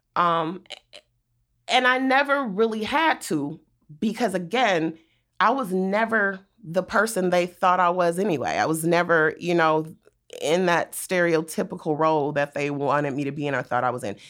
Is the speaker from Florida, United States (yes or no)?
no; Compton, California, United States; also born or lived in Inglewood, California; I grew up in Compton